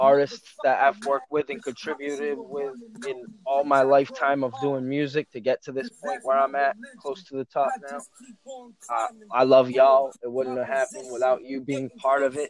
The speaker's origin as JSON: {"language": "English", "region": "Massachusetts", "country": "United States", "said": "I'm from Massachusetts"}